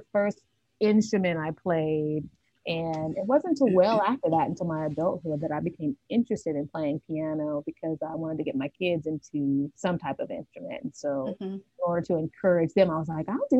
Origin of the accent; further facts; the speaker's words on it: Nashville, Tennessee, United States; I was born and raised in Nashville, Tennessee. I've been here all of my life